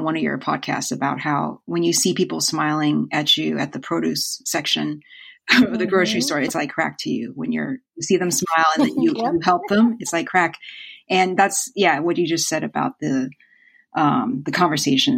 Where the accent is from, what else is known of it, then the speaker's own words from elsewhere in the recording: Huntington Beach, California, United States; moved away as an adult; also born or lived in Los Angeles County, California / Irvine, California; now in Seattle, United States; I was born in LA County and I grew up in Huntington Beach, California, which is like a surf town in Orange County